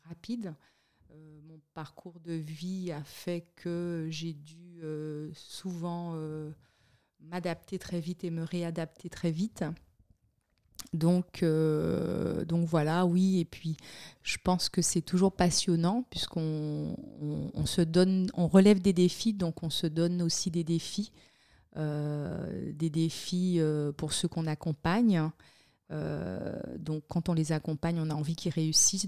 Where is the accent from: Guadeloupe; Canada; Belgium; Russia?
Guadeloupe; Le Moule; moved away as an adult; also born or lived in Miami / Montpellier / Paris; now in Switzerland; je suis né en Guadeloupe. J'ai grandi, je vais dire, mon enfance euh, je l'ai passé au Moule